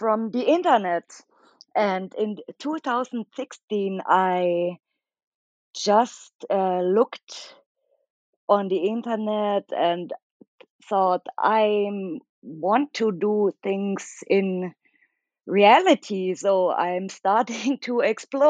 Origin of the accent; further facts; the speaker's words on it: Munich, Bavaria, Germany; I'm from Germany in Munich